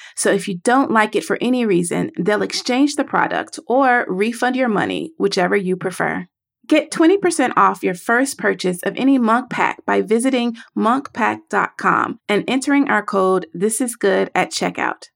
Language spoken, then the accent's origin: English; the South, United States; I am from the South.